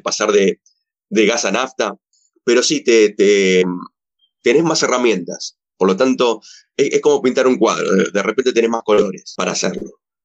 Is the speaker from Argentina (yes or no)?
yes; Argentina; lo que somos acá en Argentina